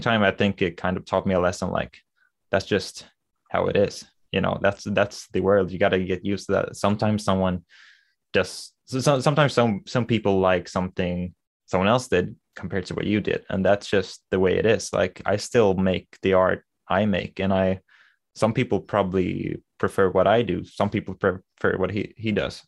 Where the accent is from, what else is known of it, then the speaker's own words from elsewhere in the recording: Sweden; accent: Swedish; English is a second language; I never liked my accent 'cause it's, uh, you know, the typical Swedish, I don't really have the typical Swedish accent, but I don't have a perfect American accent either